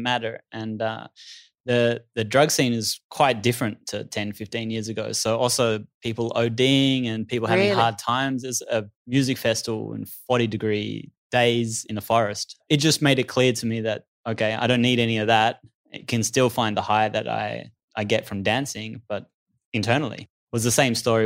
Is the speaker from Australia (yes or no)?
yes; Australia; It was always around party culture in Australia. That's where I grew up